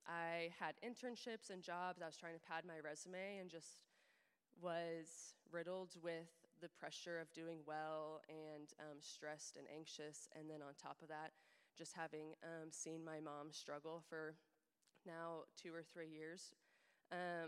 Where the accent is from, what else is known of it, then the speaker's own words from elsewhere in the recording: Overland Park, Kansas, United States; I have been living in Kansas City the last couple years since graduating from KU, and I grew up in Overland Park, so have been in the area my whole life